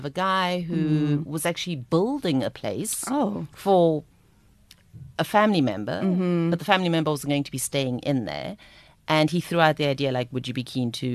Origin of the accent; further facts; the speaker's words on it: South Africa; I'm from South Africa